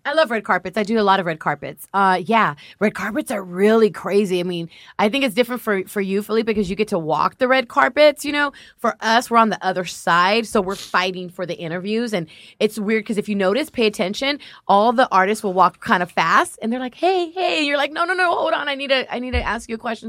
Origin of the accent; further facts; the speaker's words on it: Los Angeles, California, United States; I'm a Latina. I'm from South L